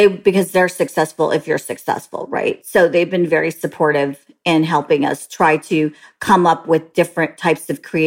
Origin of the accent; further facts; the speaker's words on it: San Jose, California, United States; moved away; I was born and raised in Northern California, San Jose to be exact.